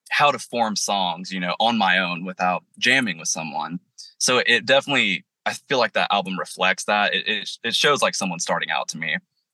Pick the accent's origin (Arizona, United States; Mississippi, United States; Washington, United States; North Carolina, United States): North Carolina, United States; Waynesville; in my marketing, I put I'm from Asheville, but I'm from a town over called Waynesville